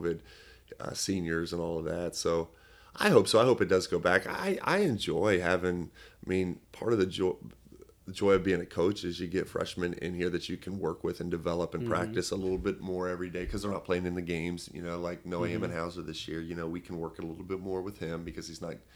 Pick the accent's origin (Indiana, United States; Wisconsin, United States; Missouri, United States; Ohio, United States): Ohio, United States; Lebanon; I'm from Lebanon, Ohio. I went to high school in Lebanon